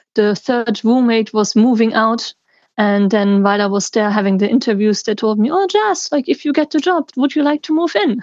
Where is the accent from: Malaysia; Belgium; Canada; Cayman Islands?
Belgium; the German speaking part, Wallonia; I'm from Belgium, the German speaking part